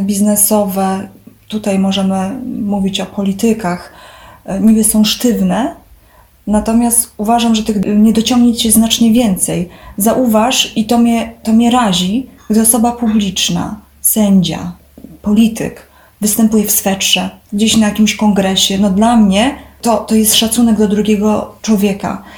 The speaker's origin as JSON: {"language": "Polish", "country": "Poland", "tie": "born or raised there"}